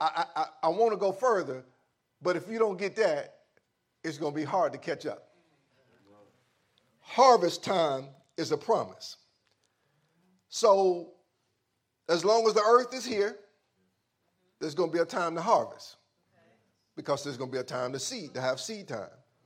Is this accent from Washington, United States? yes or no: no; Louisiana, United States; growing up in Louisiana when my grandfather had a peanut.